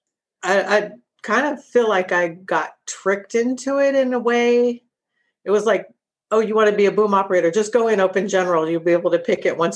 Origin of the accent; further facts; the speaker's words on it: Sacramento, California, United States; I'm originally from Sacramento